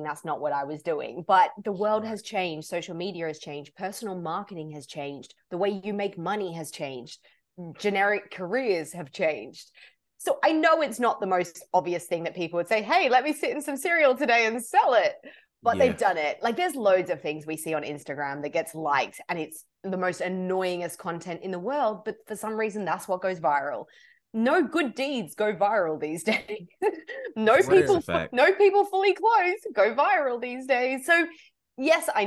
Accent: Australia; moved away; I grew up in Australia.

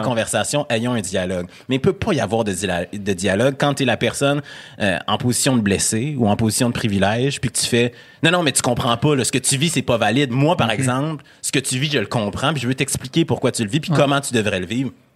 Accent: Quebec City, Quebec, Canada; accent: Québécois; moved away; also born or lived in Montreal; noir originaire de Sainte-Foy

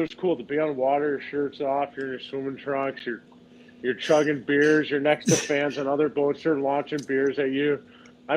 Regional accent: St. Louis, Missouri, United States; I'm from St. Louis

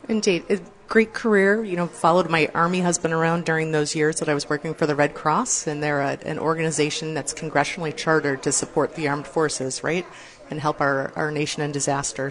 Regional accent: Farmington Hills, Michigan, United States; moved away as an adult; I grew up in Farmington Hills

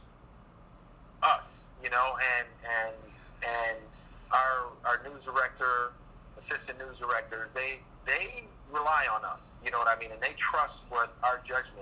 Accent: Los Angeles, California, United States; also born or lived in Orlando, Florida; now in New York, United States; I grew up in Los Angeles

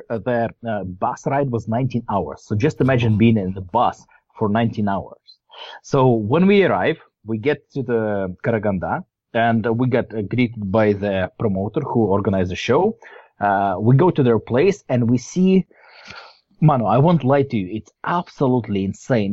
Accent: Novosibirsk, Novosibirsk Oblast, Russia; we're not from Moscow. We're from Novosibirsk. We're from Siberia.

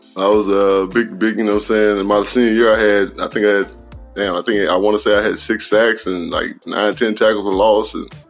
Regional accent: McComb, Mississippi, United States; as a young country boy growing up in Macomb, Mississippi

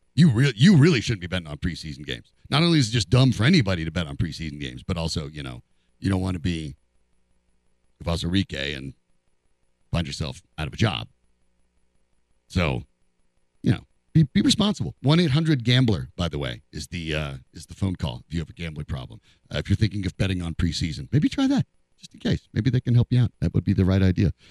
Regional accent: Colorado, United States; I'm born and raised in Colorado.

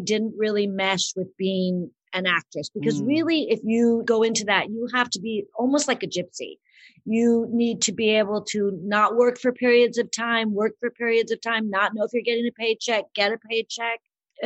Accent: Southern California, United States; also born or lived in Boulder, Colorado; I grew up in Southern California, and my family was very involved in theater and the arts and acting

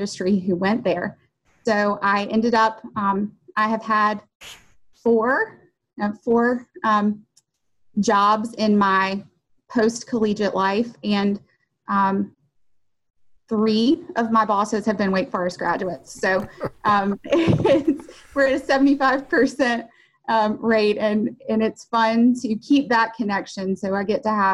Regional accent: Covington, Georgia, United States; moved away as an adult; also born or lived in Winston-Salem, North Carolina; Covington, Georgia, which is ironically my hometown.

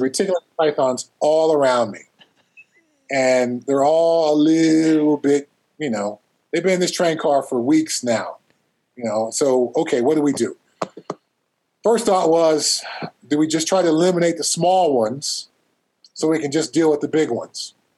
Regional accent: Altadena, California, United States; where I grew up in Southern California, uh, Altadena, I usually say I'm from Pasadena

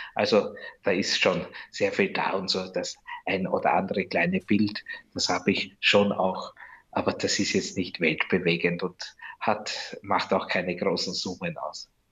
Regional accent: Rosendorf, Lower Austria, Austria; now in Geras, Austria; meiner Heimat Rosendorf

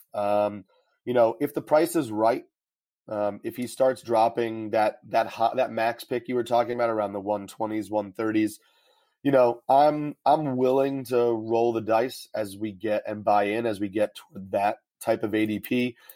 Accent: New York, United States; I'm from New York, so the Yankees are on all the time.

